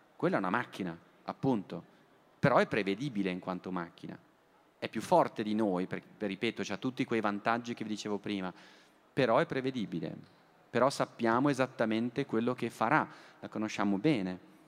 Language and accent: Italian; Bergamo, Lombardy, Italy; Io poi sono bergamasco